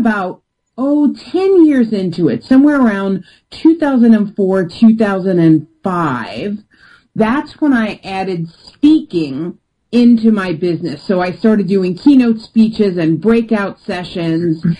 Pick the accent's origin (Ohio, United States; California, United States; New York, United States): New York, United States; I'm from New York and I'm direct.